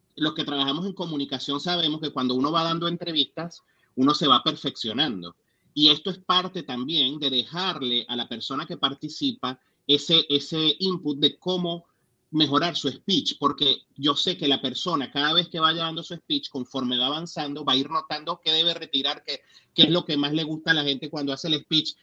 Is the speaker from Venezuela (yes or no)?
yes; Venezuela; now in United States; como venezolanos